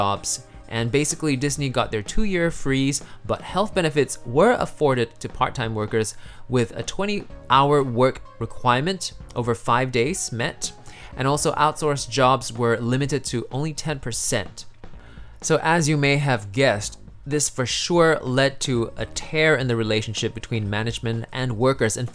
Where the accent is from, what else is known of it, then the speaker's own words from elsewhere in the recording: Singapore; I'm from Singapore